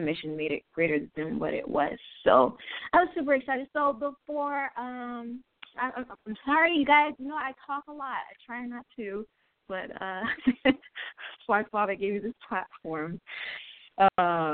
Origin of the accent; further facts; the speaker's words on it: Haiti; moved away; I am Haitian from Haiti.